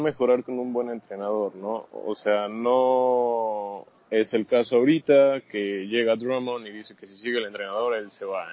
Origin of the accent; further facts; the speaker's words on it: Mexico; Yo soy de acá de México